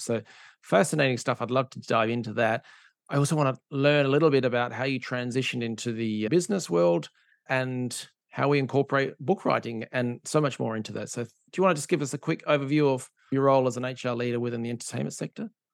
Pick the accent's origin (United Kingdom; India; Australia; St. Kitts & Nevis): Australia; Perth, Western Australia; I'm from Perth in Australia, which is a, mining and oil and gas town.